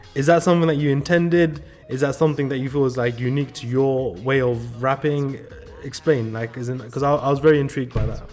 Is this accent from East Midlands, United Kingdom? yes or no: no; London, United Kingdom; moved away as an adult; also born or lived in California; growing up in London, for my sisters to wear hijab, it was just like a normal thing